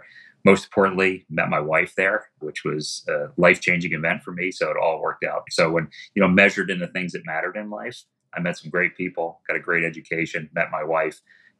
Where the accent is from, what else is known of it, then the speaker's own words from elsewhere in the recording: Philadelphia, Pennsylvania, United States; I was from Philadelphia.